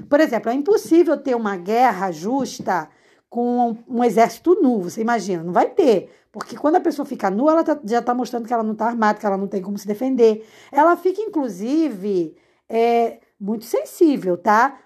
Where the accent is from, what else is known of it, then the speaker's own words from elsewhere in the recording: Caxias, Brazil; moved away; Foi em Caxias, na minha cidade natal